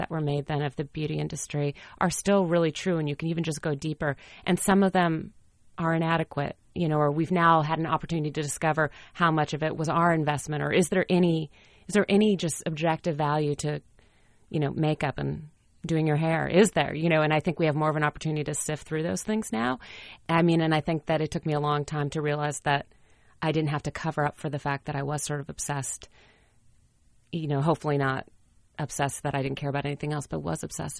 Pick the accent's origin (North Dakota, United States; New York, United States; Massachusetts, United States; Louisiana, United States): North Dakota, United States; Fargo; I'm from Fargo, North Dakota, and this pageant I was in when I was a teenager